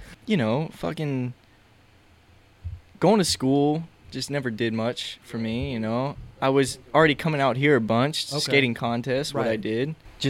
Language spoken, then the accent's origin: English; Jacksonville, Florida, United States; From Jacksonville, Florida, dude.